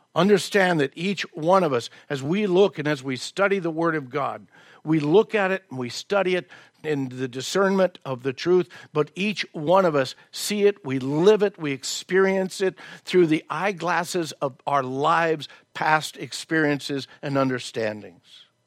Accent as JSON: {"language": "English", "region": "the South", "country": "United States", "tie": "born or raised there", "moved": "yes", "said": "I was raised in the South."}